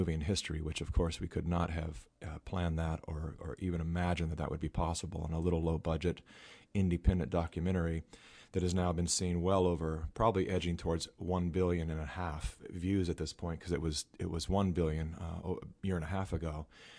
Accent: California, United States; I was born and raised in California

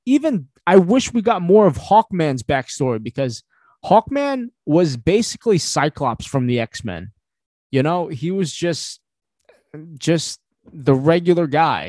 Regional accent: Philippines; I'm Filipino

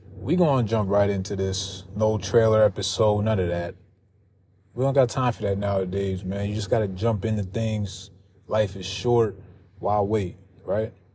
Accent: New Jersey, United States; I'm from South Jersey. I only live forty minutes away from Philly. That's all I've known my whole life.

